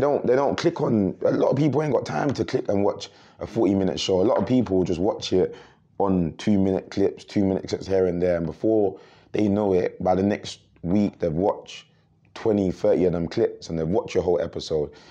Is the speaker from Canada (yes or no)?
no; Croydon, London, United Kingdom; we come from Croydon